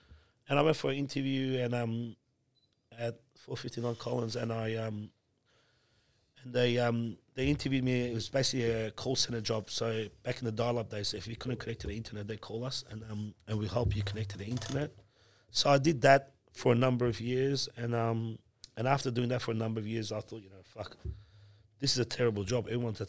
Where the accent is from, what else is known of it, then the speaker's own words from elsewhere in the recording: Iran; born there; Look, man, I'm a Muslim. I was born in Iran. I'm Muslim. My family's Muslim.